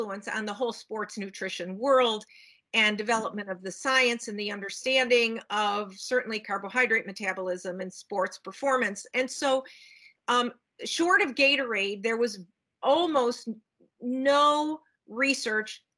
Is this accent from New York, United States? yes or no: no; Cleveland, Ohio, United States; now in Seattle, United States; I do now live in Washington State in Seattle, but I grew up in the Midwest in Cleveland, Ohio